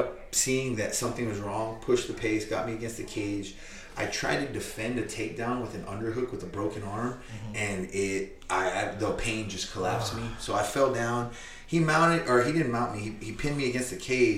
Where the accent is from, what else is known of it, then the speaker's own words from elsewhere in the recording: Corpus Christi, Texas, United States; I'm born, raised, and from Corpus Christi, Texas